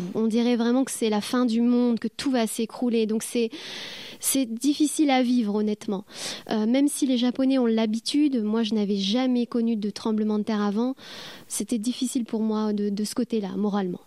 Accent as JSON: {"language": "French", "country": "France", "also_born_or_lived": "Japan / New Zealand", "moved": "as an adult", "lives_now": "Caen, France", "said": "je suis française"}